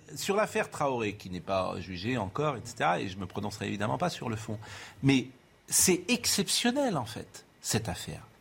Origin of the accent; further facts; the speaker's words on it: Nantes, Pays de la Loire, France; moved away; tous les deux, nous sommes nantais, je le dis pour les téléspectateurs, nous avons grandi entre la place Royale et la place Graal.